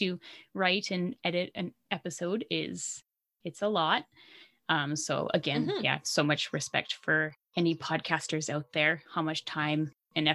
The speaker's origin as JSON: {"language": "English", "country": "Canada", "accent": "Canadian", "said": "that's my Canadian accent"}